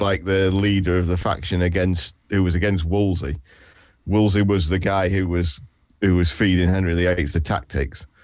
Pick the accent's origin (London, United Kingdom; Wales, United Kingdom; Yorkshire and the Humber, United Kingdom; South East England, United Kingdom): Yorkshire and the Humber, United Kingdom; I'm what's known as a professional Yorkshireman